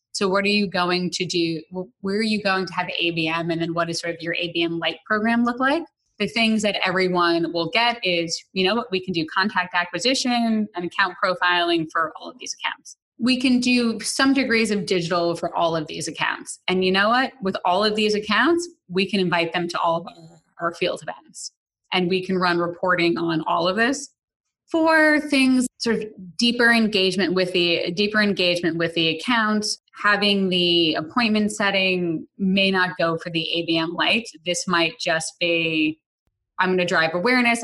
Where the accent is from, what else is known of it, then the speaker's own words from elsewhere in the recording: New York City, New York, United States; I grew up in the Bronx